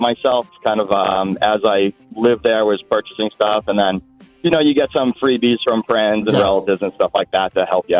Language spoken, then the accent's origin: English; Reading, Massachusetts, United States; also born or lived in Salem, Massachusetts; we grew up in Reading, and then I bought my house in Salem, Mass.